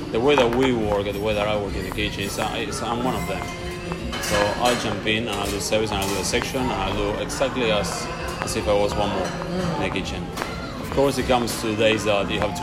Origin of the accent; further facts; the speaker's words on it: Buenos Aires, Argentina; moved away; I'm from Buenos Aires, and Buenos Aires is half Italian, half Spanish.